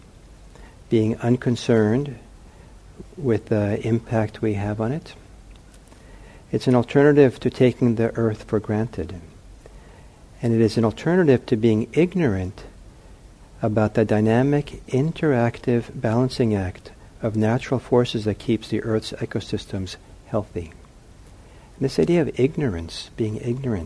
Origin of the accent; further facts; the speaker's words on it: Los Angeles, California, United States; I grew up in Los Angeles